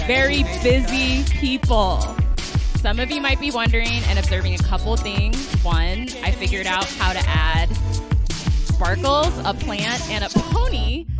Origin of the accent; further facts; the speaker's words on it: San Francisco, California, United States; Born and raised in San Francisco, which I feel like is pretty... pretty rare these days.